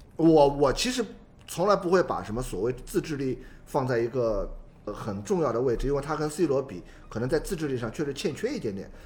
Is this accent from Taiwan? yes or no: no; China; 我们中国人的说法